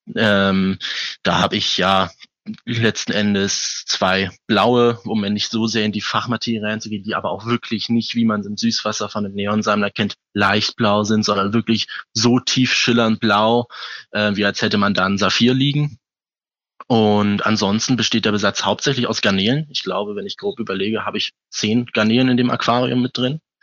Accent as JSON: {"language": "German", "region": "Hamburg", "country": "Germany", "said": "ich komme aus Hamburg"}